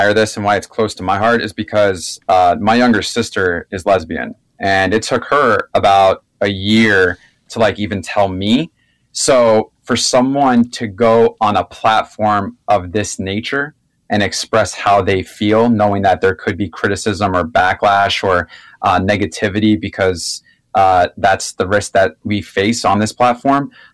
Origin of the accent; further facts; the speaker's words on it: South Florida and Orlando, United States; I'm from South Florida and Orlando